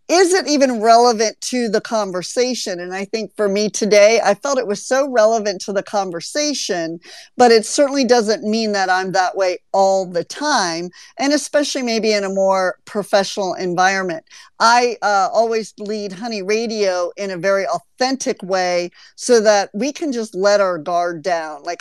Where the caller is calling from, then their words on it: Amsterdam, North Holland, Netherlands; Uh, yes, I'm tuning in from Amsterdam, Netherlands.